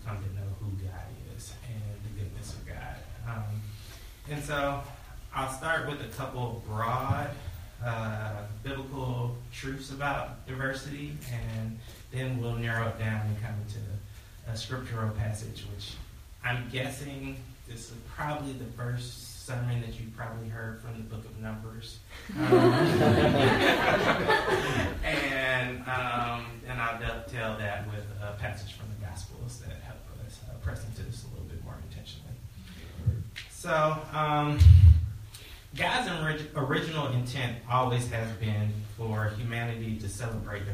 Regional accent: Atlanta, Georgia, United States; moved away as an adult; also born or lived in Appalachian Mountains / Oakland, California; now in Chicago, United States; I'm originally from Atlanta, Georgia, born and raised there.

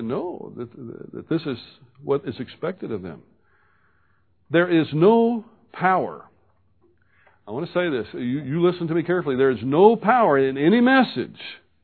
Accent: Baton Rouge, Louisiana, United States; I was born in Baton Rouge, Louisiana, and have fine parents

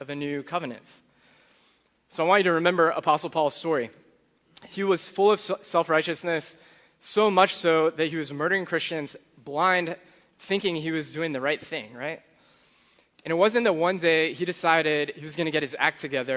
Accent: Charlottesville, Virginia, United States; I grew up in Charlottesville.

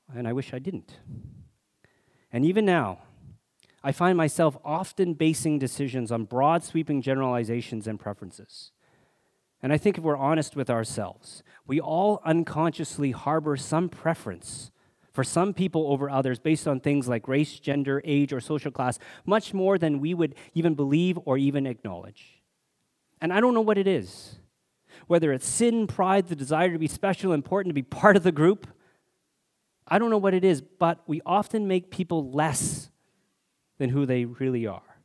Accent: Alberta, Canada; growing up in Alberta in the seventies, I experienced my share of racism, only Chinese kid in school

